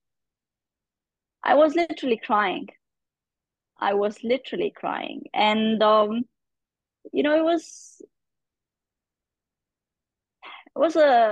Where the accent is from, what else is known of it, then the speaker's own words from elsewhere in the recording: Pakistan; being a Pakistani girl, being a Muslim woman